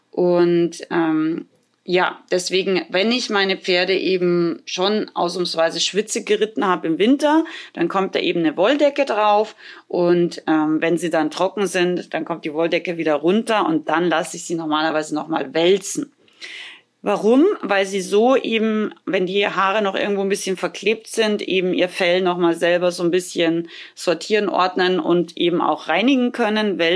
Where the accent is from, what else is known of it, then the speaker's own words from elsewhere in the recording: Austria; now in Germany; Ich komme ja ursprünglich aus Österreich und hatte da früher auch keine Halle.